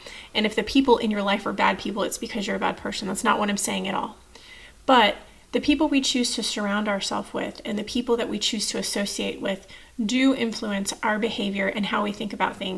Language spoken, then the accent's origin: English; Texas, United States; moved away as an adult; I'm from Texas